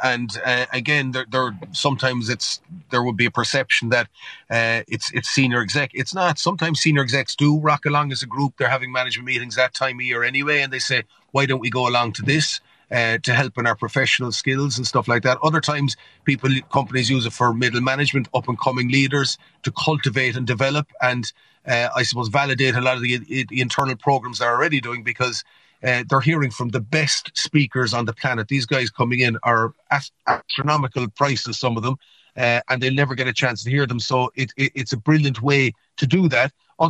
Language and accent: English; Canada; born there; and I was born in Canada, actually, and I used the Canadian connection